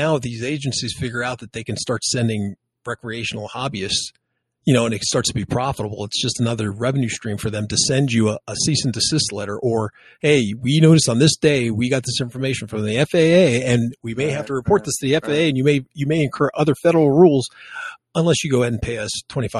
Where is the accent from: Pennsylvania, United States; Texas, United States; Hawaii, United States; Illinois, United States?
Texas, United States; from the hills of Texas.